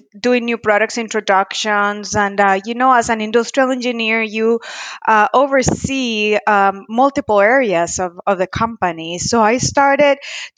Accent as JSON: {"language": "English", "country": "Costa Rica", "tie": "born or raised there", "moved": "yes", "lives_now": "Arizona, United States", "said": "I am a proud Latina, born and raised in Costa Rica. I currently reside in Arizona."}